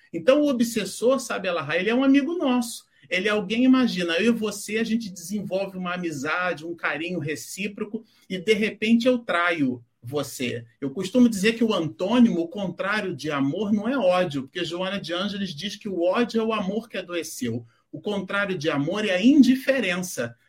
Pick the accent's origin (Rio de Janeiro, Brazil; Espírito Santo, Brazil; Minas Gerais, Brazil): Rio de Janeiro, Brazil; now in São Paulo, Brazil; eu sou carioca também